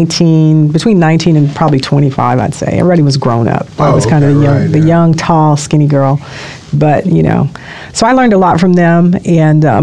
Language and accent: English; Los Angeles, California, United States; Los Angeles, born and raised